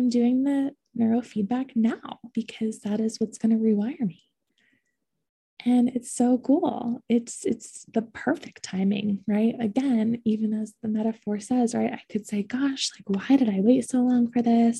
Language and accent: English; Ohio, United States; now in Boulder, United States; I grew up in Ohio